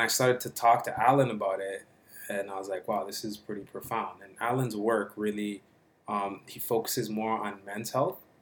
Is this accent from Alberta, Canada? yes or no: no; Toronto, Ontario, Canada; I grew up like in Regent Park, just down the street, like not too far from here